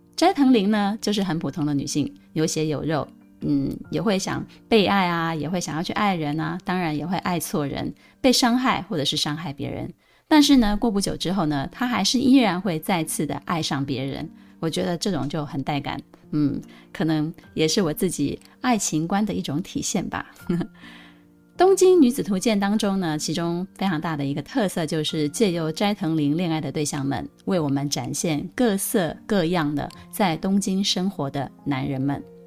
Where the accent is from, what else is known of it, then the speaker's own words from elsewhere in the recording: Pingtung County, Taiwan; moved away as an adult; also born or lived in Taipei; 如果跟我一样是屏东南部这种小镇长大的女孩